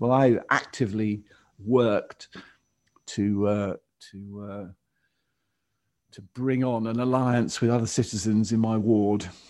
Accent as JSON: {"language": "English", "region": "England", "country": "United Kingdom", "tie": "born or raised there", "said": "to have me born in France rather than in England"}